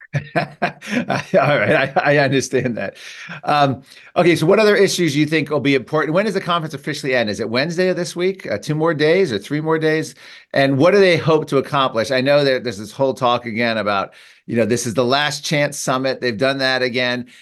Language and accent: English; United States; as a American Catholic